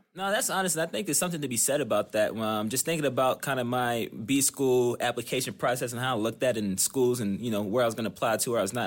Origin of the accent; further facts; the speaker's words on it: Wilmington, North Carolina, United States; moved away as an adult; also born or lived in New York / Houston; now in Ann Arbor, United States; Pretty much grew up in North Carolina